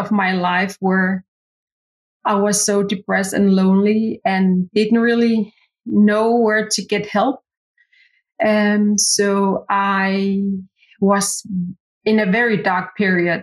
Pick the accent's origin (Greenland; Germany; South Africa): Greenland; Qaqortoq; first language Greenlandic; English is a second language; now in Nuuk, Greenland; I was born and raised in South Greenland, a little city called Qaqortoq.